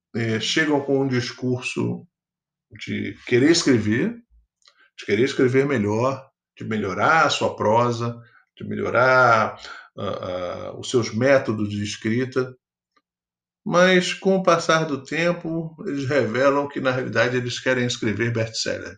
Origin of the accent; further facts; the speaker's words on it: Rio de Janeiro, Brazil; sou natural do Rio de Janeiro